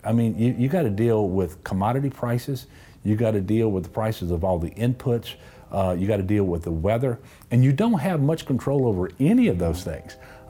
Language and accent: English; Amite, Louisiana, United States; Yeah, well, so I grew up in Amite in northern Tangipahoa Parish. My dad owned a dairy farm.